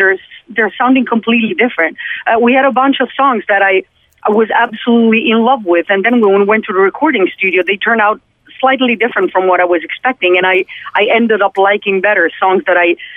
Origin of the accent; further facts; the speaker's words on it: Italy; English is a second language; We're coming from Italy. We can have a conversation in English, but obviously we're not mother tongue.